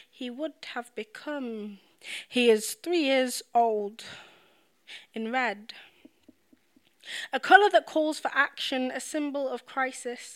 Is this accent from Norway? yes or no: no; United Kingdom; I'm British, I'm not American.